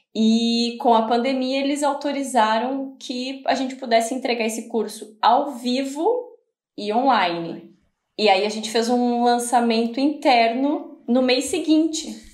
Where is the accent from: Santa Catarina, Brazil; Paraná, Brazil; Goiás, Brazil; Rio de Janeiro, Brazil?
Santa Catarina, Brazil; Balneário Camboriú; also born or lived in Florianópolis; Eu sou de Balneário Camboriú, né? Minha família toda é daqui. Nasci em Balneário Camboriú, Santa Catarina